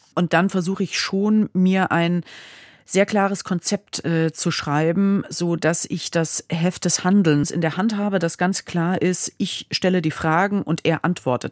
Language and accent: German; Hesse, Germany; das ist mein Heimatbundesland.